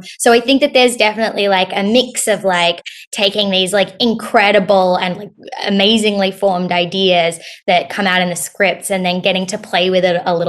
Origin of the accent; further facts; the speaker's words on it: Australia; also born or lived in United States; I'll answer the second question first, which is that I'm Australian.